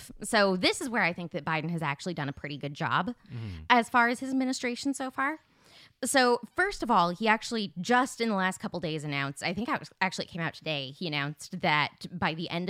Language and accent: English; Arizona, United States; Kyrsten Sinema, who's a bad senator from my home state of Arizona, a Democrat.